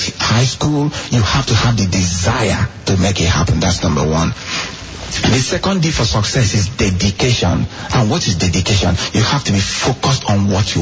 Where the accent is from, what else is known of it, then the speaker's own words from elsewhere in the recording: Nigeria; moved away; me growing up in Nigeria